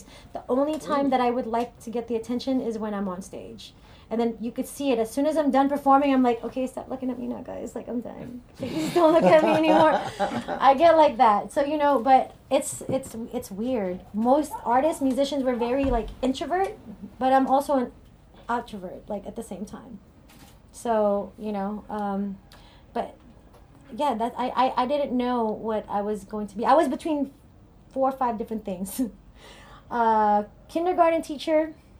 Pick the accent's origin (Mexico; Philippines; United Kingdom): Philippines; also born or lived in Cerritos, California / Orange County, California; now in United States; I grew up in the Philippines